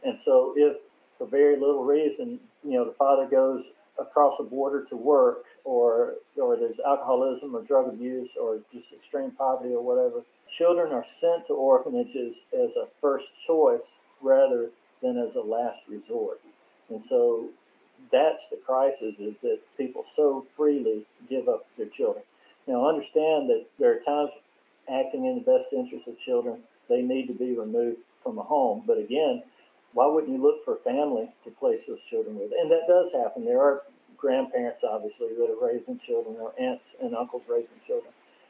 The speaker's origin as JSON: {"language": "English", "region": "Mississippi", "country": "United States", "tie": "born or raised there", "said": "it reminded me not so much of me growing up in Mississippi"}